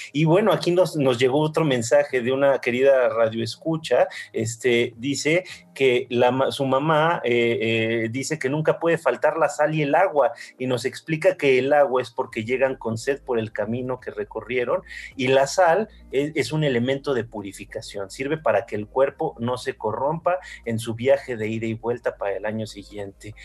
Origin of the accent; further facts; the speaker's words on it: Mexico; soy mexicano